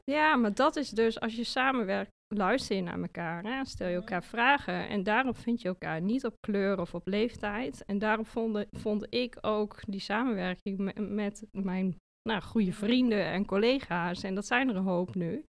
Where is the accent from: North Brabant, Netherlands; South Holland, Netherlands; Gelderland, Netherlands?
Gelderland, Netherlands; Achterhoek; accent: Achterhoek; moved away as an adult; also born or lived in Zwolle; Ik kom uit de Achterhoek en dat accent, dat heb ik natuurlijk nog steeds en daar ben ik ook heel trots op.